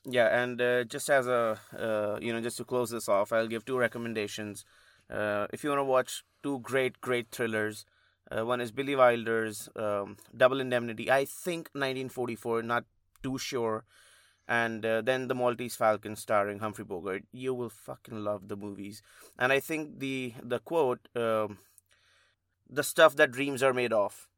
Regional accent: India; moved away; growing up in India

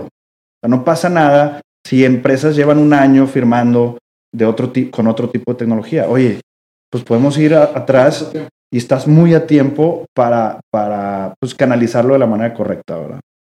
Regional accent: Mexico; yo como mexicano

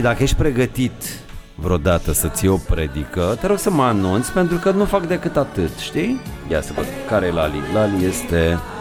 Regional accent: Moldavia, Romania; eu sunt moldovean

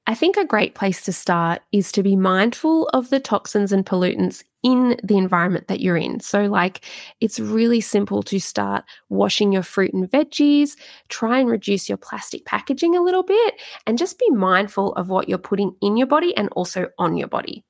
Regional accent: Australia; I'm really Aussie

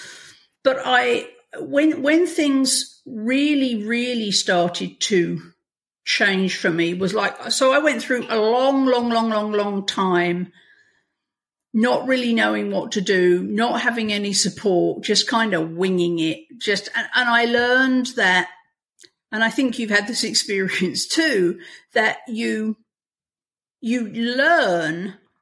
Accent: England, United Kingdom; moved away as an adult; now in United States; You can probably tell from my accent, I didn't grow up in America. So I grew up in England.

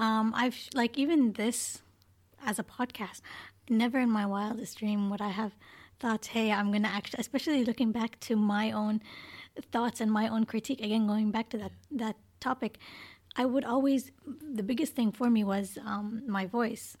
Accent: Canada; moved away; growing up in Canada

